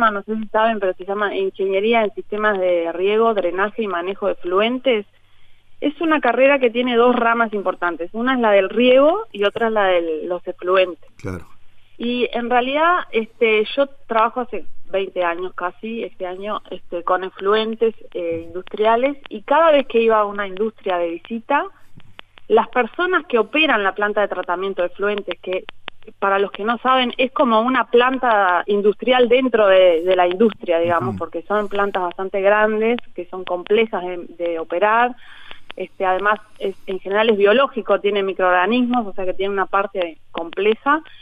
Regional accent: Montevideo, Uruguay; moved away as an adult; now in Durazno, Uruguay; Yo soy montevideana. bien soy montevideana y bueno, aposté a irme al interior.

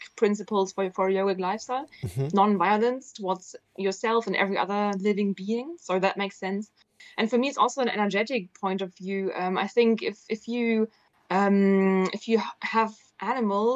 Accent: Southern Germany, Germany; moved away; I'm from Germany. I'm from the south of Germany originally, where you eat meat all the time.

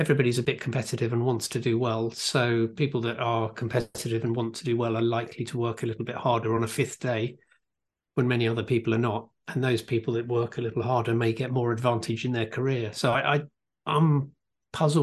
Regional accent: United Kingdom; I am British

